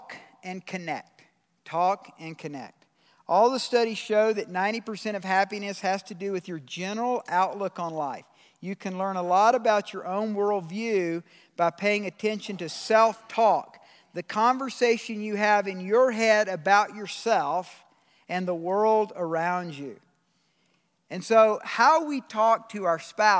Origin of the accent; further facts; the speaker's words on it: Georgia, United States; I'm from Georgia